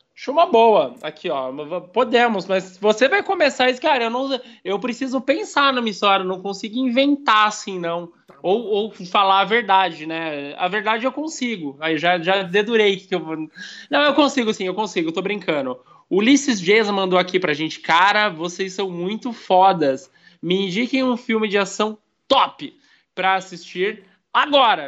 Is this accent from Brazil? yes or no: yes; Brazil; a gente é brasileiro